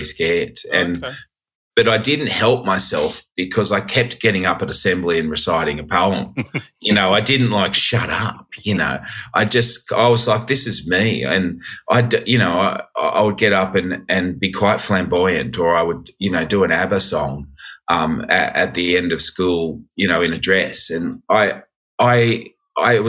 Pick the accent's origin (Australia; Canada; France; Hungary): Australia; Sydney, New South Wales; moved away as an adult; now in London, United Kingdom; I'm a Sharks fan through and through. I grew up there.